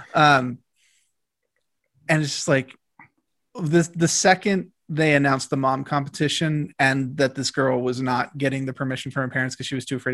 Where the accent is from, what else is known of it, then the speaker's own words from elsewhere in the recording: Arlington, Virginia, United States; also born or lived in Washington, D.C.; I grew up in Arlington